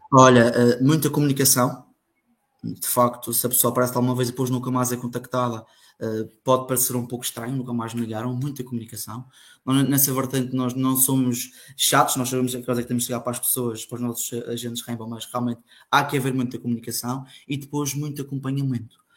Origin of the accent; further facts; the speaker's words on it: Funchal, Madeira, Portugal; sou natural do Funchal, da Madeira